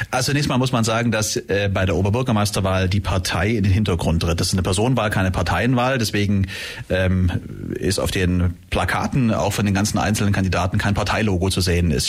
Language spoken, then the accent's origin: German; Ulm, Baden-Württemberg, Germany; Naja, es ist natürlich meine Heimatstadt. Ich bin natürlich hier verwurzelt und verwoben, bin hier aufgewachsen und bin hier beruflich tätig, bin in Vereinen äh, unterwegs.